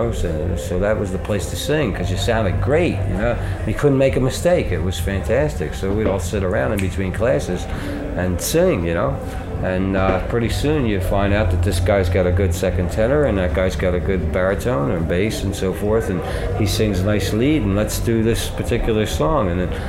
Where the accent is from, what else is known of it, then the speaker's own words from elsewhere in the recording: Philadelphia, Pennsylvania, United States; We're from Philadelphia, Pennsylvania, Rick.